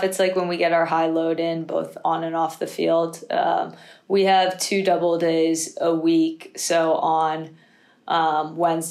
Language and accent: English; East Coast, United States; moved away as an adult; now in Manchester, United Kingdom; I grew up on the East Coast